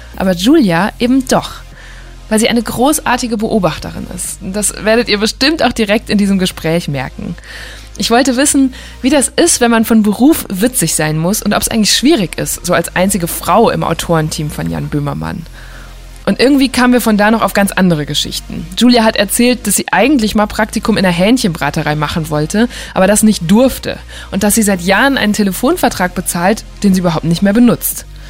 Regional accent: Borken, North Rhine-Westphalia, Germany; Borken ist meine Heimatstadt

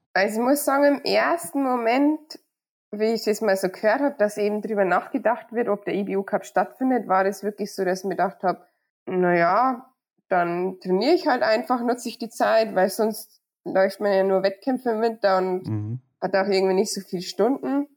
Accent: Surberg, Bavaria, Germany; bei mir zu Hause, weil ich bin ja auf dem Hof aufgewachsen

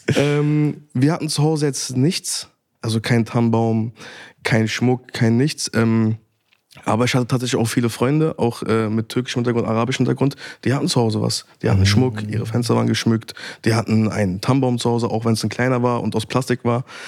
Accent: Berlin, Germany; Ich bin in Neukölln aufgewachsen, Nordneukölln, Damweg Sonnenallee

